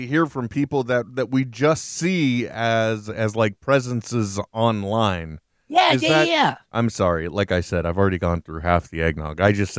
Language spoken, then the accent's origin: English; United States; I'm an American, so I am stupid, Trent.